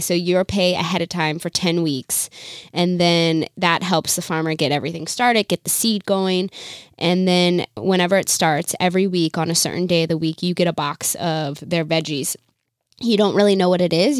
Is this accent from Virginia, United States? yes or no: yes; Virginia, United States; moved away as an adult; also born or lived in Chicago; we're both from Virginia.